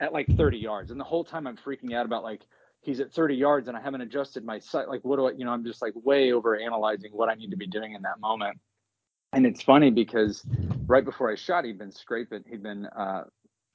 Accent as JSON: {"language": "English", "region": "Oklahoma", "country": "United States", "tie": "born or raised there", "also_born_or_lived": "Denver, Colorado", "moved": "as an adult", "said": "So I live in Oklahoma now. I'm originally from Oklahoma"}